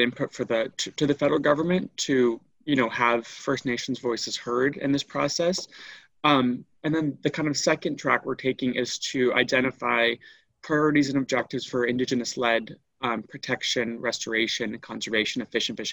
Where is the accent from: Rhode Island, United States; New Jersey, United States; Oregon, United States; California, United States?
Rhode Island, United States; moved away as an adult; now in Nova Scotia, Canada; I grew up in Rhode Island in the United States